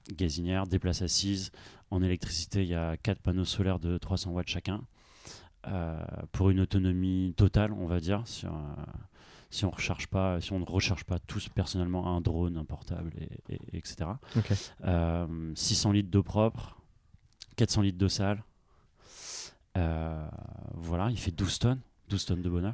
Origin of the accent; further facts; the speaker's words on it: Brest, Brittany, France; also born or lived in Nantes; je viens de Brest